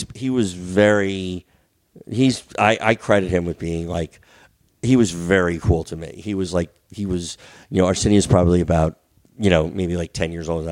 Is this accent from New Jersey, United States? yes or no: yes; New Jersey, United States; moved away; I grew up in Jersey.